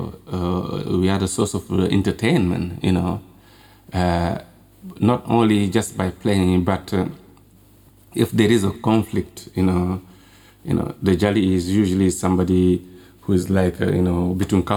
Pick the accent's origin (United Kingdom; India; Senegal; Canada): Senegal; Kolda; when I was growing up in Kolda